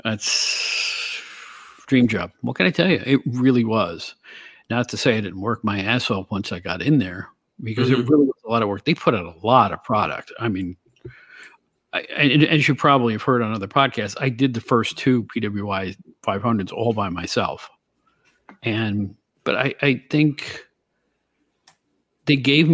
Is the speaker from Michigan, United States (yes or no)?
no; Albany, New York, United States; moved away; I'm from the Albany, New York area originally